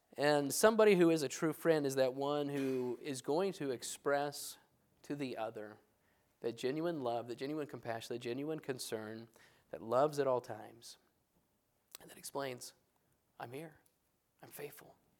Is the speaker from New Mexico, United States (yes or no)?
yes; New Mexico, United States; moved away as an adult; I grew up in New Mexico